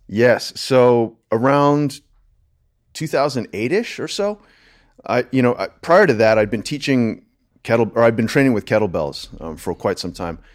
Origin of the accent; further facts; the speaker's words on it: Delaware, United States; moved away as an adult; also born or lived in Los Angeles / New York; now in Austin, United States; born and raised in Delaware